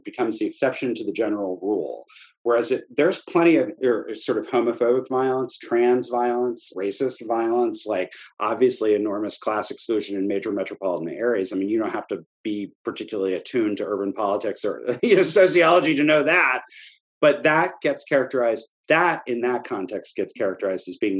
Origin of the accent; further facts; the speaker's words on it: small town in Downstate Illinois, United States; moved away as an adult; I'm from a small town in Downstate, Illinois.